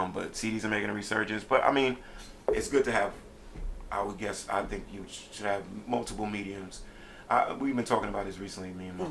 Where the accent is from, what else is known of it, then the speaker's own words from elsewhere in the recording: New York City, New York, United States; now in Philadelphia, United States; where I'm originally from, Brooklyn, New York